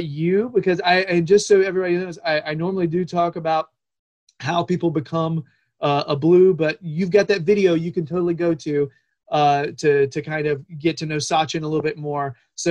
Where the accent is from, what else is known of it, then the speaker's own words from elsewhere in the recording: United States; as an American Evertonian